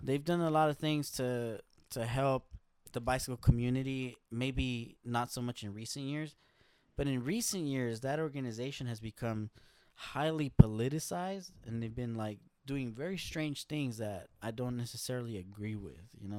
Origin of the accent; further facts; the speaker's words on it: Los Angeles, California, United States; I grew up in L A. I grew up in South L